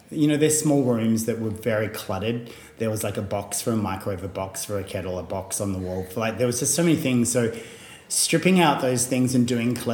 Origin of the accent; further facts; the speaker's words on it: Tasmania, Australia; just goes back to like being a kid growing up in Tasmania, like spending time outdoors.